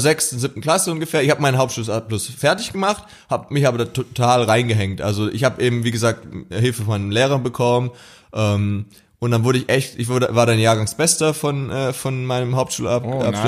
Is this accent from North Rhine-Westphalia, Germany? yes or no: no; near Stuttgart, Baden-Württemberg, Germany; ich komme aus der Nähe von Stuttgart